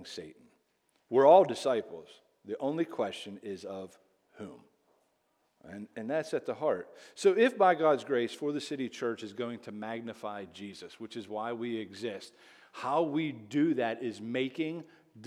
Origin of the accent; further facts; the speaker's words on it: Greensburg, Pennsylvania, United States; I'm actually from Whitesburg, Pennsylvania